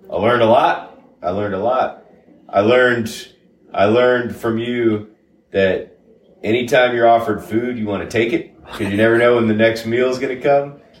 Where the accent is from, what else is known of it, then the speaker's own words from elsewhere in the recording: Sarasota, Florida, United States; I grew up in uh, Sarasota, Florida.